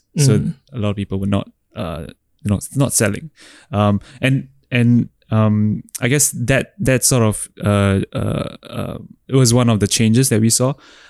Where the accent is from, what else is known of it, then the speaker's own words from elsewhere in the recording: Singapore; So how do I access ETH in my home country?